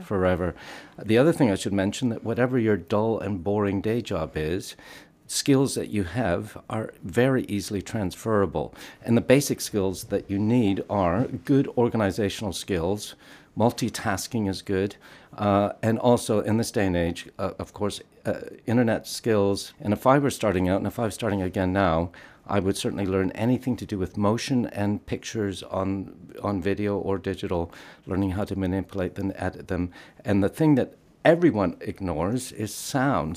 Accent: Canada; moved away as an adult; now in United Kingdom; I'm Canadian, and I moved over here in the mid-eighties

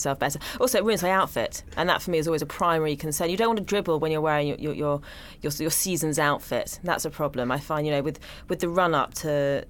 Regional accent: London, United Kingdom; I'm a nerd from Hampstead

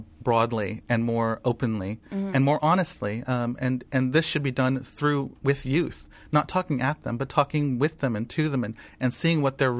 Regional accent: United States; the Muslim community in the States is from many different backgrounds.

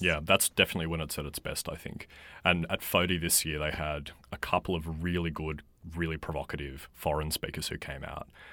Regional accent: Australia; in this country

